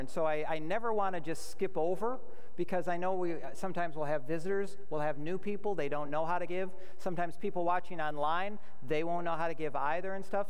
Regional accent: United States; we as American Christian citizens

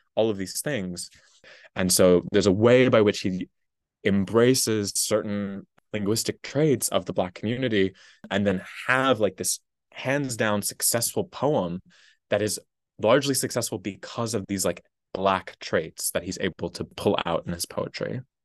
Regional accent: Massachusetts, United States; I'm from a tiny little town in Massachusetts

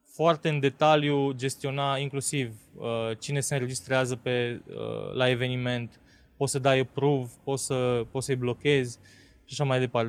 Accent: Transylvania, Romania; noi suntem ardeleni și vorbim încet.

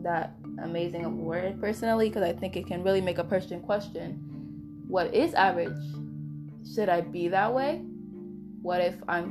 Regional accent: United States; I'm American

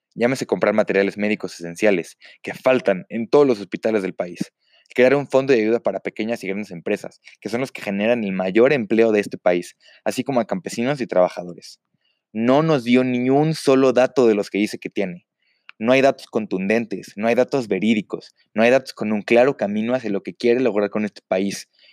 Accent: Mexico; como mexicano

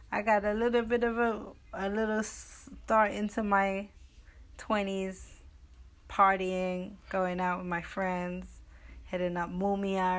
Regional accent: England, United Kingdom; Well, I mean, I grew up in England. I also went to an all girls school

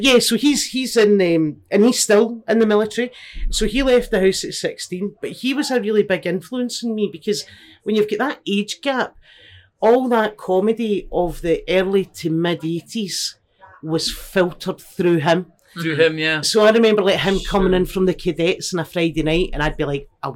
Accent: Glasgow, Scotland, United Kingdom; Born in Glasgow, 1980, born and bred in the East End of Glasgow

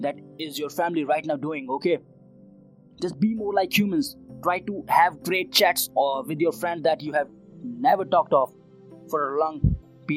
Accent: Uttarakhand, India; I am right now in Uttarakhand, my hometown

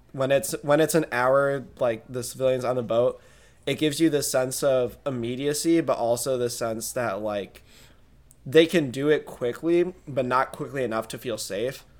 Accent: Midwest, United States; we're from the Midwest?

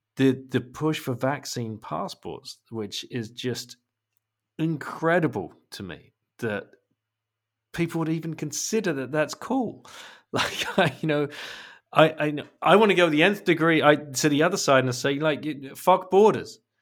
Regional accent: England, United Kingdom; I'm an English guy

